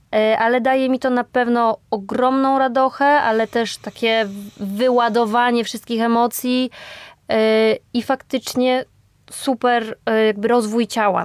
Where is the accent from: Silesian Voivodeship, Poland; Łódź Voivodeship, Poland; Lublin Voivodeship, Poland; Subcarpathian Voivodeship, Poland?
Subcarpathian Voivodeship, Poland; Podkarpacie; moved away as an adult; now in Warsaw, Poland; wyjechałam z rodzinnego Podkarpacia do Warszawy